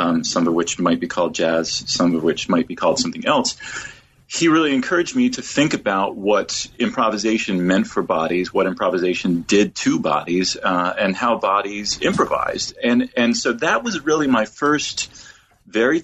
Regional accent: Washington, District of Columbia, United States; moved away as an adult; I was born and raised in Washington, D.C., in a religious family

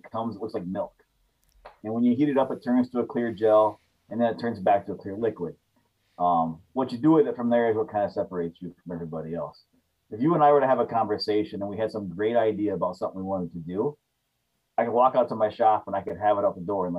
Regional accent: Sigourney, Iowa, United States; also born or lived in central Wisconsin; now in Wisconsin, United States; Southeast Iowa, a little town called Sigourney.

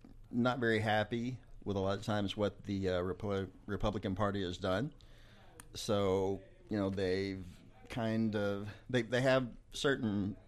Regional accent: Texas, United States; born there; also born or lived in Arkansas; Actually from Texas. I was born here. My dad is an ex-minister, so we moved quite a bit. We moved to Arkansas, a place like that.

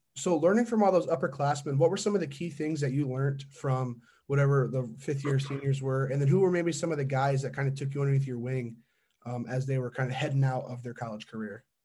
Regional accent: LaGrange County, Indiana, United States; I'm from Lagrange County

